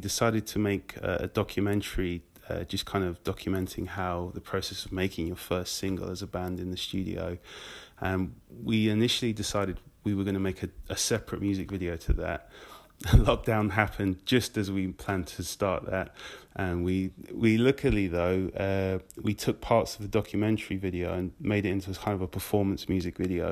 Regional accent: Nottinghamshire, East Midlands, United Kingdom; moved away as an adult; also born or lived in Guildford; now in London, United Kingdom; I'm originally from Nottinghamshire, and... I played in bands in there in my teens

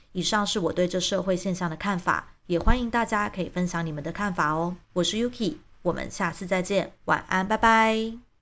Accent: Taiwan; 因为我们对于我是台湾人这件事，并没有一个固定的认同。一方面，过去我们被教育成中国人，到了解严以后，虽然台湾认同逐渐升

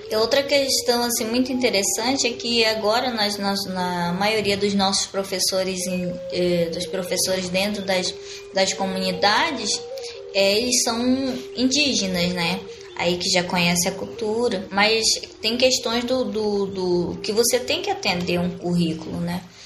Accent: Sateré-Mawé community, Amazonas, Brazil; moved away; also born or lived in Manaus; tô voltando pro meu povo, tô voltando para minhas origens, é de lá que eu vim, é lá onde eu nasci, é onde eu conheço

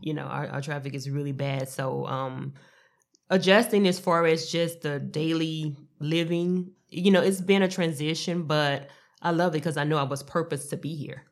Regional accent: Louisiana, United States; now in Dallas–Fort Worth, United States; I love my home state

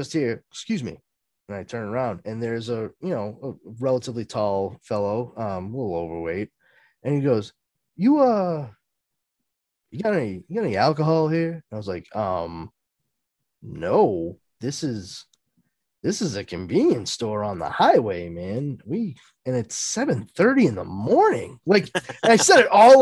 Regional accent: Brockton, Massachusetts, United States; they're all from my hometown too. Like, we all drive to Randolph from Brockton to work here

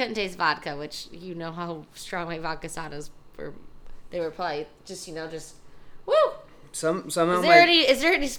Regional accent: Springfield, Missouri, United States; moved away; my hometown of Spring, Vegas

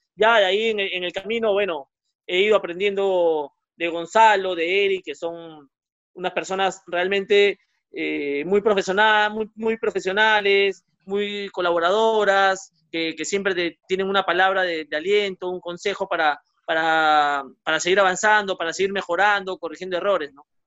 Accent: Peru; Yo jugué en, el centro Iqueño de pequeño, luego en Alianza, en Muni, eh, y de ahí, eh, bueno, ya no, no, no, no, no pude no pude seguir escalando, digamos, me quedé en juveniles nomás de, de Deportivo Municipal

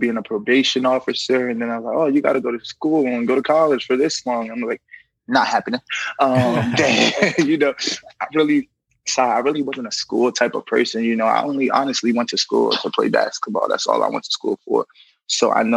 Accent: New York City, New York, United States; I'm from New York City, from Brooklyn

